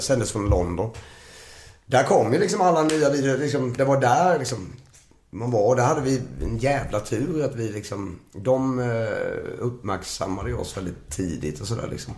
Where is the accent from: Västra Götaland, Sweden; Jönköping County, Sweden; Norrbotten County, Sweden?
Jönköping County, Sweden; Nässjö; moved away as an adult; now in Stockholm, Sweden; vi flyttade till Stockholm från Nässjö